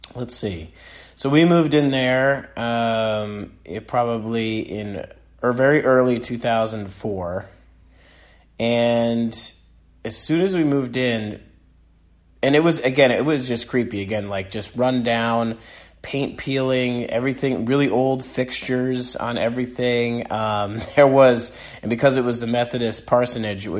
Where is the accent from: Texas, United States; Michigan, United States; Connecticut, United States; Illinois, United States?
Connecticut, United States; East Haddam; also born or lived in Norwich, Connecticut; I grew up in East Haddam /Mudus, Connecticut